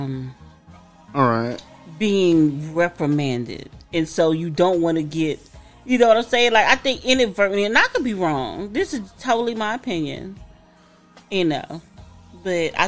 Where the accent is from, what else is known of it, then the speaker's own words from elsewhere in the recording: the South, United States; I'm from the South, y'all